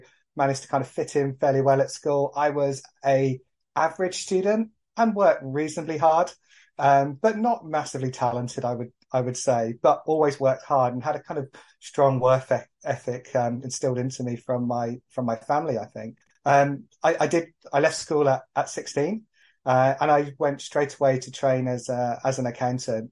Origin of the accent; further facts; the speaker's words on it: Exeter, South West England, United Kingdom; I grew up in Exeter in Devon a few years ago now